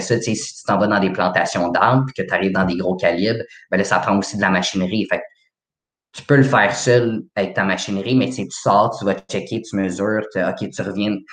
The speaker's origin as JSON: {"language": "French", "town": "Laval", "region": "Quebec", "country": "Canada", "said": "je viens de Laval."}